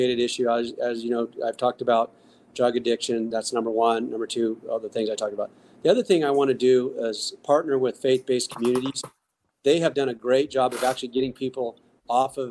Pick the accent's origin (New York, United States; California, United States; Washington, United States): California, United States; Northern; I'm from Northern California